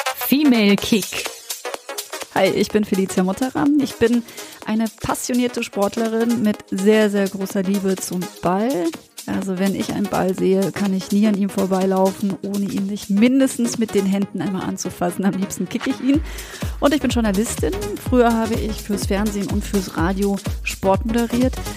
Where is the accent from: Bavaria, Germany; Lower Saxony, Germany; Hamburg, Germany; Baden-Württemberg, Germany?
Baden-Württemberg, Germany; countryside near Freiburg; weil ich auf dem Land groß geworden bin. Mein nächster Verein war der SC Freiburg. Ja, ja. 40 Minuten entfernt von meinem Heimatort